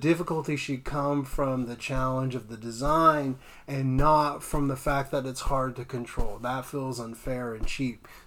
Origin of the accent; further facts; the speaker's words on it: Los Angeles, California, United States; now in Monterey, United States; I grew up in the Los Angeles area